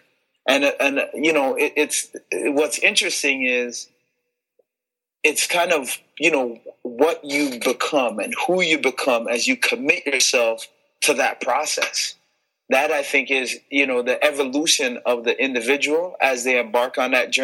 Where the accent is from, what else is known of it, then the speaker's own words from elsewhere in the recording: Toronto, Ontario, Canada; also born or lived in Montego Bay, Jamaica / Illinois, United States; now in Brampton, Canada; I came to Toronto when I was 3 years old